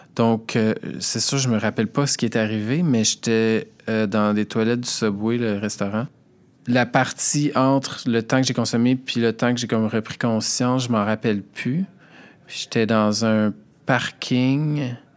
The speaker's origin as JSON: {"language": "French", "town": "Montreal", "region": "Quebec", "country": "Canada", "said": "je viens de Montréal, j'ai 37 ans"}